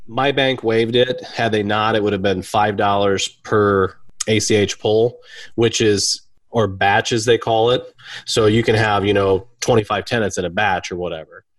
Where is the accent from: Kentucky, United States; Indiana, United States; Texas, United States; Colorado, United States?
Indiana, United States; Kendallville; I'm from Kendallville, Indiana